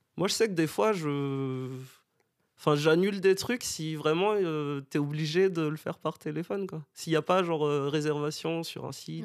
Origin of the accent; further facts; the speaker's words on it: Madagascar; moved away as an adult; now in Bordeaux, France; je viens de Madagascar, j'habite à Bordeaux depuis 7 ans maintenant